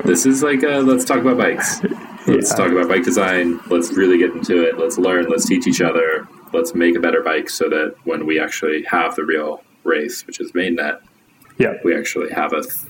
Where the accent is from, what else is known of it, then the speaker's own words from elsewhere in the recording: Oregon, United States; Yeah, I'm an Oregon kid. I grew up in the Pacific Northwest in the States.